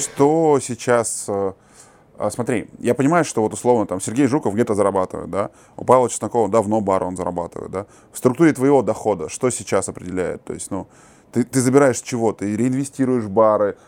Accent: Kazakhstan; Мы, казахи

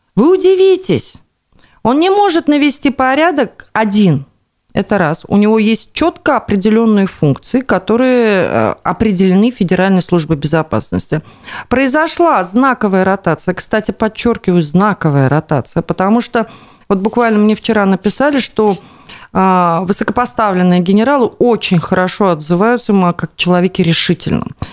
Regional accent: Bashkortostan, Russia; нашей республики

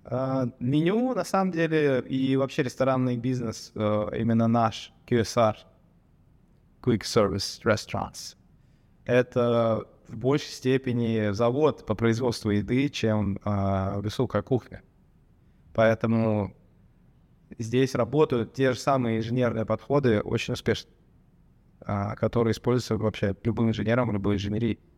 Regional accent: Armenia; Даже если я сам думаю, что вот я армянин, я думаю, что другие армяне так не делают.

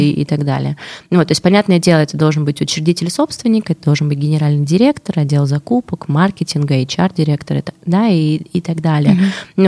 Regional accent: Russia; я из России

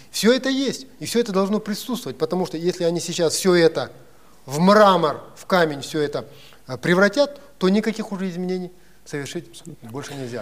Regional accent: Kazakhstan; я, как казах

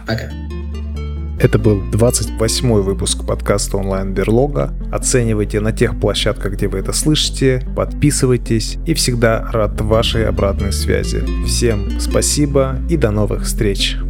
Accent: Ufa, Bashkortostan, Russia; Я, кстати, из Уфы

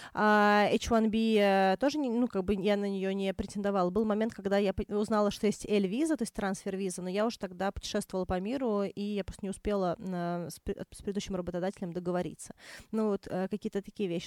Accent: Moscow, Russia; also born or lived in Australia; Я выросла в Москве

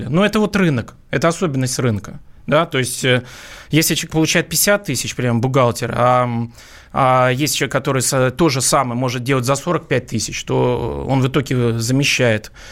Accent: Saint Petersburg, Russia; ну я вообще сам из Петербурга

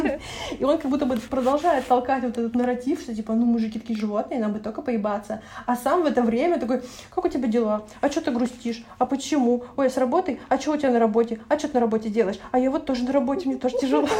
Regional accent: Russia; я из России и пока что

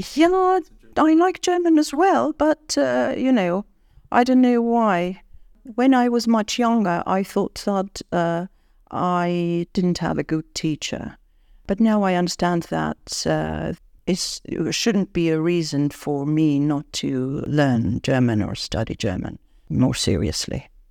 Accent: Yerevan, Armenia; English is a second language; moved away as an adult; also born or lived in Moscow, Russia; It was an English language school in my hometown, uh, in Yerevan

